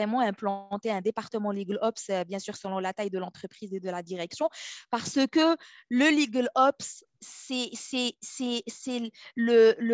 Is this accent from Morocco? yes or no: yes; Morocco; moved away as an adult; also born or lived in Toronto, Canada; now in Ottawa, Canada; je suis originaire du Maroc euh, où j'ai fait un peu mes études universitaires, une licence en droit privé, un master en droit des affaires à l'université Mohamed V de Rabat.